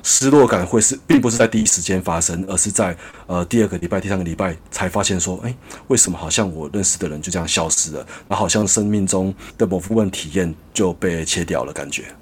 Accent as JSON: {"language": "Chinese", "country": "Taiwan", "tie": "born or raised there", "moved": "as an adult", "lives_now": "Bangkok, Thailand", "said": "我在台湾长大，我没有留学"}